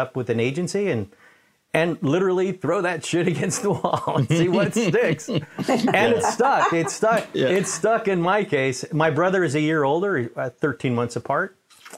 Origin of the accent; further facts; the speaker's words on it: New York City, New York, United States; I was born in Manhattan, in New York